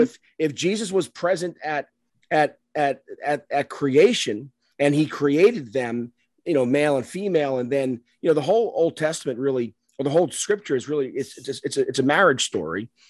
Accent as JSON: {"language": "English", "town": "New York City", "region": "New York", "country": "United States", "tie": "born or raised there", "said": "I grew up in the South Bronx, um, Catholic school"}